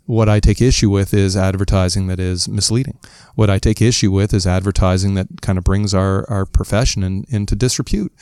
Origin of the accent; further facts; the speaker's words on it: Toronto, Ontario, Canada; as good Canadians, as good Ontarians, as good Torontonians